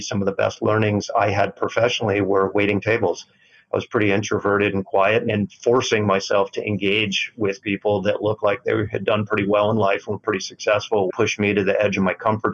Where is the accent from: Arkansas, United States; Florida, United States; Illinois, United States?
Florida, United States; moved away; I grew up in Florida